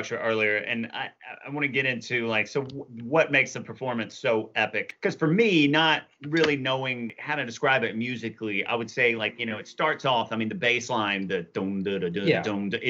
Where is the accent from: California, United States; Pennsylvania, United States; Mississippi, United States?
Mississippi, United States; growing up in Mississippi